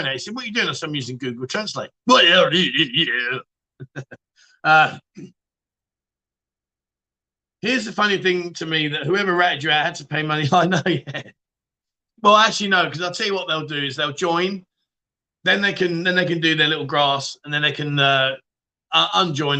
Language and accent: English; London, United Kingdom; now in Pattaya, Thailand; Am I from London? Of course I bloody am